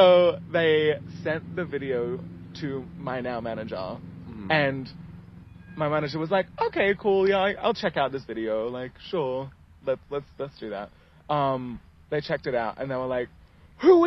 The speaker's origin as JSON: {"language": "English", "country": "Ethiopia", "tie": "born or raised there", "also_born_or_lived": "England", "moved": "yes", "said": "So I was born in England. Mm-hmm. And then we moved to Ethiopia like when I was pretty much starting kindergarten."}